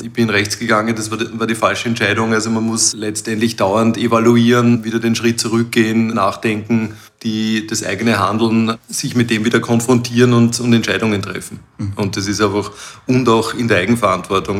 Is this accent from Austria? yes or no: yes; Krems an der Donau, Lower Austria, Austria; ich komme aus Krems an der Donau